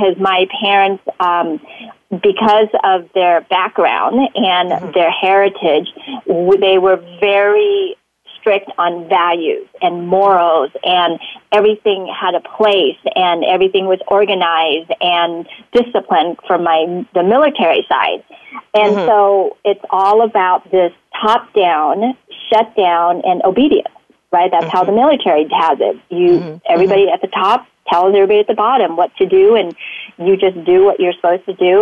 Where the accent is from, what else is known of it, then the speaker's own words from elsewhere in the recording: St. Louis, Missouri, United States; English is a second language; also born or lived in Vietnam; at the time, we got transplanted in the middle of the United States, St. Louis, Missouri